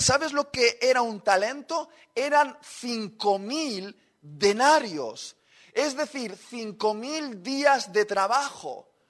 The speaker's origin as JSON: {"language": "Spanish", "region": "Basque Country", "country": "Spain", "said": "somos vascos"}